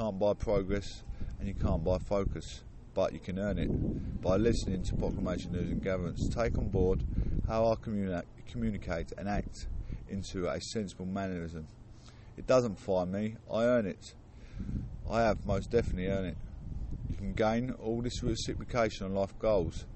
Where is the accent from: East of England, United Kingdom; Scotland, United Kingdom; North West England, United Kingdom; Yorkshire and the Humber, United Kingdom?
East of England, United Kingdom; Clacton-on-Sea; I was born and raised in Clacton-on-Sea